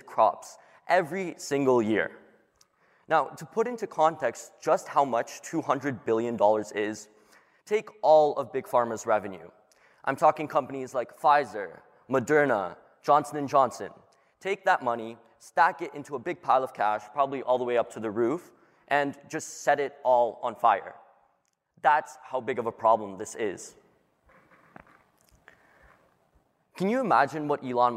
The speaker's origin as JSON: {"language": "English", "town": "Toronto", "region": "Ontario", "country": "Canada", "said": "I'm from Toronto, and I'm 17 years old."}